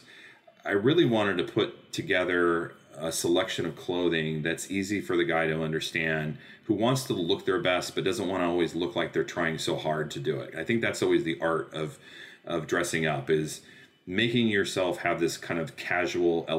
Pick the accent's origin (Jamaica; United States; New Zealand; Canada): United States; I'm an American designer